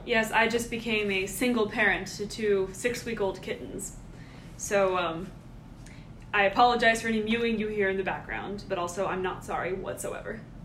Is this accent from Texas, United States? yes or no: no; Georgia, United States; We're all from Georgia. All grew up here